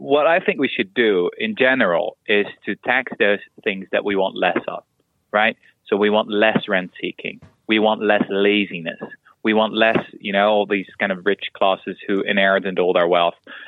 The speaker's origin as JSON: {"language": "English", "country": "Netherlands", "said": "I'm from Holland"}